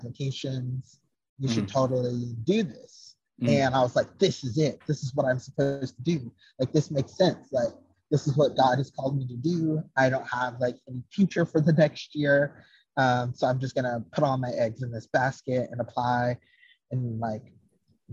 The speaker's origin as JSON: {"language": "English", "region": "the South", "country": "United States", "said": "I am from the South"}